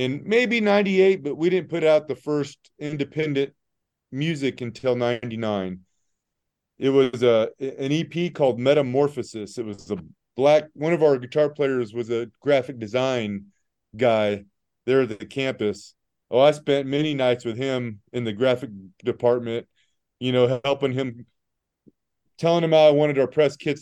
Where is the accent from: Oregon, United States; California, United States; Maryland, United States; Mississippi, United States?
California, United States; Southern; moved away as an adult; also born or lived in Hays, Kansas; I was from Southern California